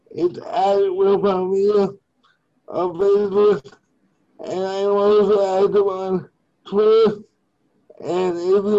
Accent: Winnipegosis, Manitoba, Canada; I am from Winnipegosis, Manitoba.

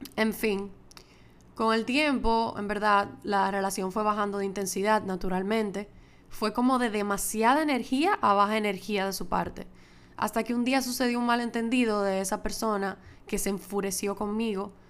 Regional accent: Dominican Republic; moved away as an adult; also born or lived in Madrid, Spain; es mi primera vez grabando desde República Dominicana, desde que me mudé de Madrid para acá, para mi casa de nuevo

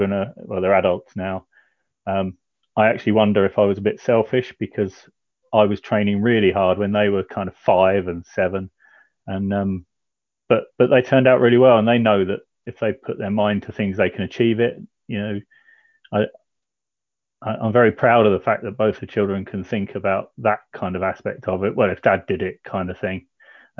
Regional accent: Canterbury, South East England, United Kingdom; moved away as an adult; also born or lived in Faversham; now in Portchester, United Kingdom; I'm Porchester way now, but I was born and lived in Canterbury for quite a few years

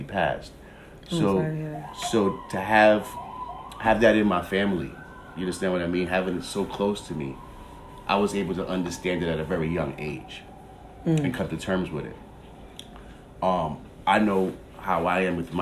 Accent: New York City, New York, United States; I grew up in Queens

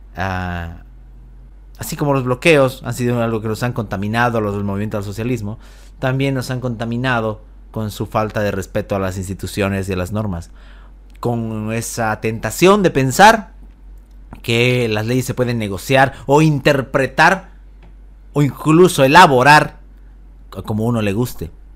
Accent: Bolivia; como bolivianos

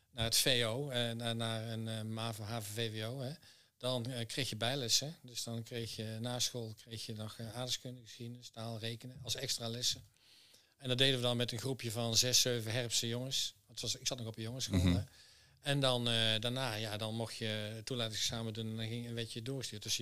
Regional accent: Herpen, North Brabant, Netherlands; also born or lived in Deventer; van mijn jeugd heb ik in, in, eh, in Herpen gewoond. Maar we hadden best wel een trekkend bestaan. Um, ik ben in Deventer geboren.

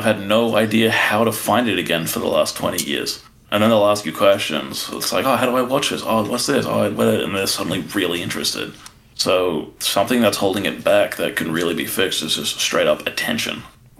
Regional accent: Australia; as an Australian

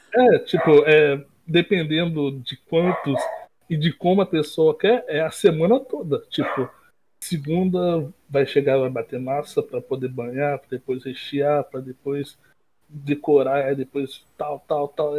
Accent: interior of Rio de Janeiro state, Brazil; eu não sou do Rio, Rio Central, capital, é mais do interior

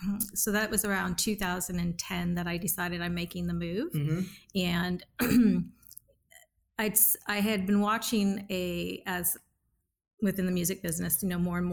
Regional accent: California, United States; accent: Valley girl; Born and raised California.

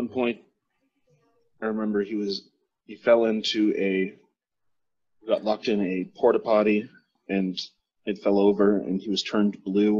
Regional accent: Canada; being Canadian

